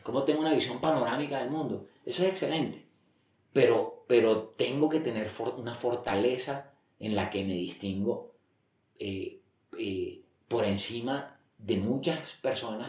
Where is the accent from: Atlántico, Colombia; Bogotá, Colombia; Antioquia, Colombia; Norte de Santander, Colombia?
Atlántico, Colombia; Barranquilla; moved away as an adult; now in Bogotá, Colombia; es un colombiano, nací en Barranquilla eh, hace 49 años. Em, yo creo que tuve una infancia normal, 18 años allá, luego eh, me vine a Bogotá a estudiar